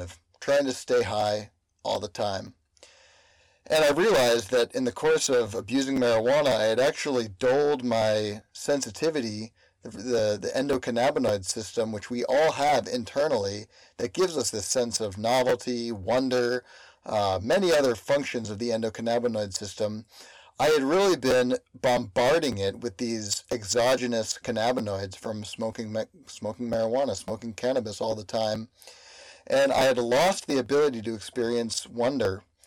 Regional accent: Berkeley, California, United States; also born or lived in East Coast; my hometown of Berkeley

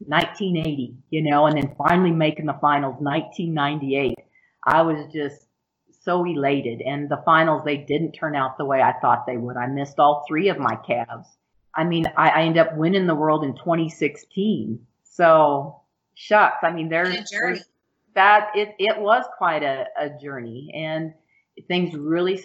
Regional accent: Rapid City, South Dakota, United States; I grew up in Rapid City, South Dakota, and always had a horse

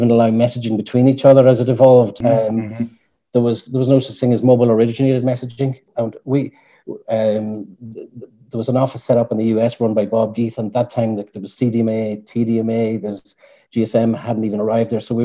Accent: Ireland; moved away as an adult; also born or lived in Holland; being Irish and not being homesick, but wanting to go back

